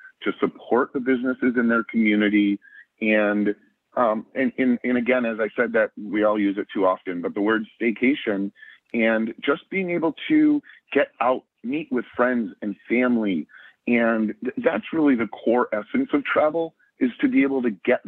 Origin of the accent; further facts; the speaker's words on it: Au Gres, Michigan, United States; I grew up in Augrey